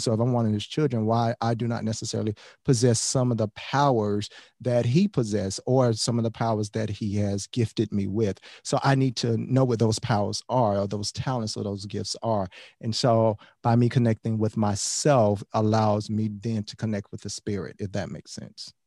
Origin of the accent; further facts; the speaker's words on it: Miami, Florida, United States; We have a lot of corner stores, corner liquor stores in Miami. I'm from Miami